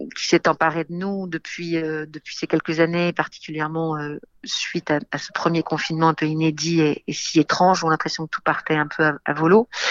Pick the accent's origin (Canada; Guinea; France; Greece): France; also born or lived in England; J'ai grandi en France